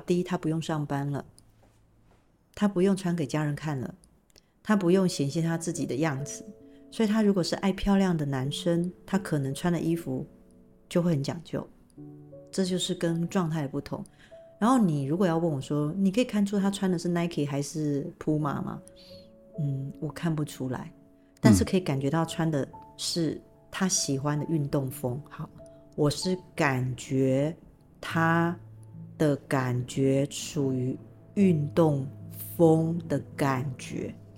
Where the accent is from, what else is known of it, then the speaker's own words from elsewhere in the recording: Taiwan; 最主要我们是台湾人